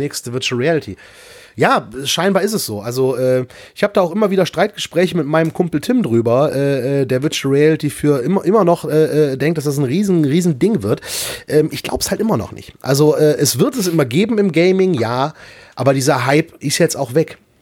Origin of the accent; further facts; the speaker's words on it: Erkrath, North Rhine-Westphalia, Germany; meinen Heimatort Erkrath